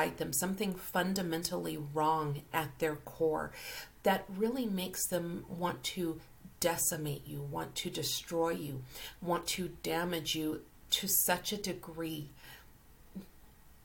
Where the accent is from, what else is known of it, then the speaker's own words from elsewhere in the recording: Colorado, United States; I grew up in Colorado